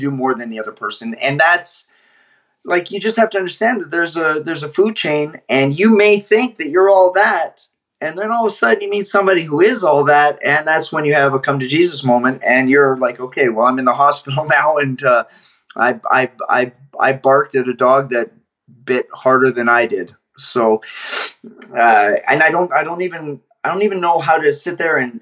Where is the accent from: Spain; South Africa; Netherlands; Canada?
Canada; I'm Canadian